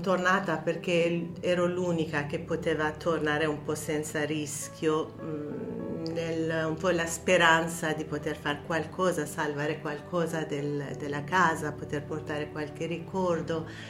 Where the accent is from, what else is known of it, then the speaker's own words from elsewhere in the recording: Tehran, Tehran Province, Iran; Italian is a second language; moved away as an adult; also born or lived in France; now in Italy; Sono nata e cresciuta a Teheran